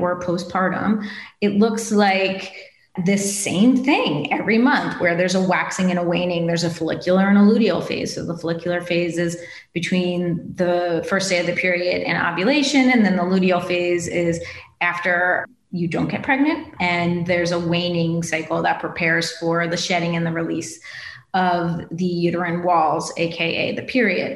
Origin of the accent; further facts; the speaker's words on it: East Coast, United States; now in West Coast, United States; I grew up on the East Coast by the ocean, and then I moved to the West Coast and lived like 2 blocks from the Pacific.